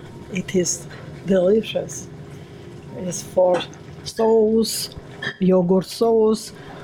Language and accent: English; Armenia; English is a second language; moved away; I am from Armenia.